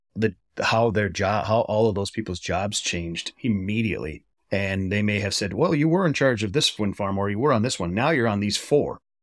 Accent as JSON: {"language": "English", "region": "Wisconsin", "country": "United States", "tie": "born or raised there", "said": "my home state of Wisconsin"}